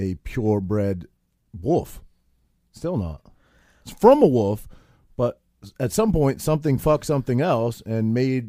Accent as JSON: {"language": "English", "region": "Maine", "country": "United States", "said": "Bro, I'm from Maine."}